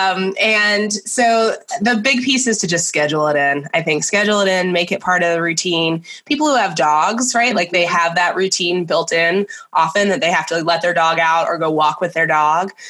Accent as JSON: {"language": "English", "town": "Nashville", "region": "Tennessee", "country": "United States", "tie": "born or raised there", "said": "I grew up in Nashville, Tennessee."}